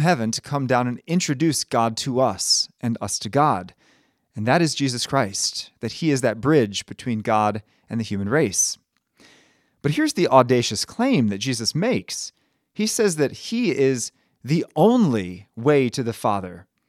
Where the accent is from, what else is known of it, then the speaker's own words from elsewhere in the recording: Maryland, United States; I'm from Maryland